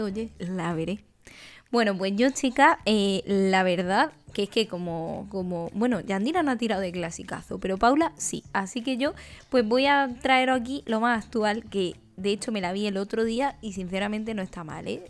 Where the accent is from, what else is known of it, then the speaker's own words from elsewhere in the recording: Úbeda, Andalusia, Spain; moved away; en mi pueblo, Úbeda, Jaén